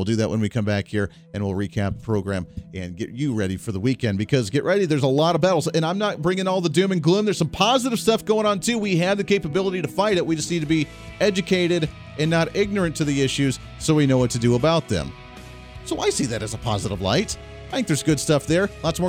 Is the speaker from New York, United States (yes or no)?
no; Toledo, Ohio, United States; I grew up near the Toledo, Ohio area